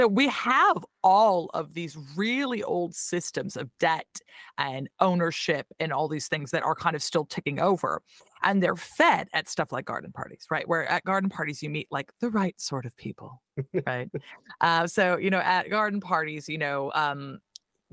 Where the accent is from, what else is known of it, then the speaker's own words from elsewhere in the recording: Tacoma, Washington, United States; accent: American; moved away as an adult; now in London, United Kingdom; I'm from South Tacoma